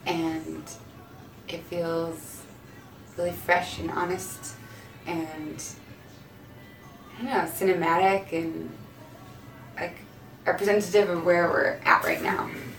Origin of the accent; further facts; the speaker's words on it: Chicago, Illinois, United States; We're from Chicago. And he's like, you know, a a hero from where we grew up.